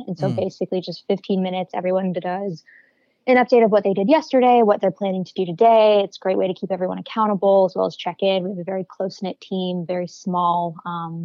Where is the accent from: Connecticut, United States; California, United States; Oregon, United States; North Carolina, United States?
North Carolina, United States; Raleigh; moved away as an adult; now in Chicago, United States; I'm originally from Raleigh, North Carolina. I have been living in Chicago for just about 2 years now